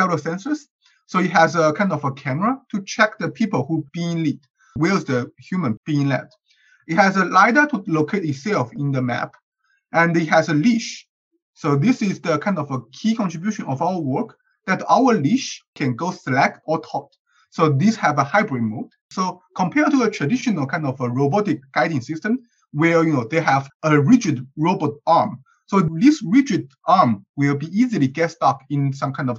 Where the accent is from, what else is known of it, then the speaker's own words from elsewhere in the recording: China; now in Berkeley, United States; I'm from China, and I'm currently a PhD student at UC Berkeley